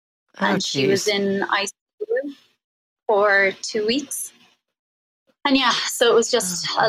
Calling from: Oaxaca, Mexico; I'm calling from Oaxaca in Mexico.

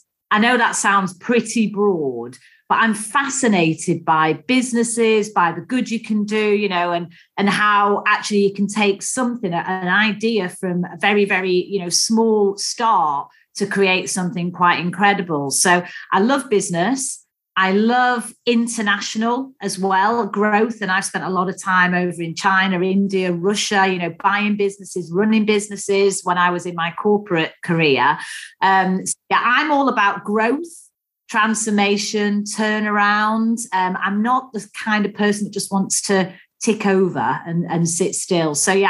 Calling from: Swansea, Wales, United Kingdom; Well, I'm actually down in South Wales, Ian. So, yeah, down in Swansea.

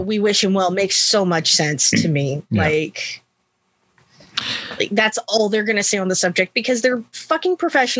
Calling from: California, United States; I am joining you from the San Francisco Bay Area.

